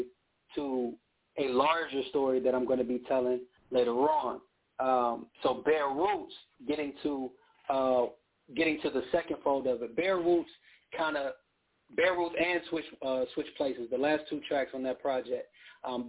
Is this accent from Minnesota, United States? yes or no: no; Inglewood, California, United States; now in Orange County, United States; I'm from Inglewood, but I live in Orange County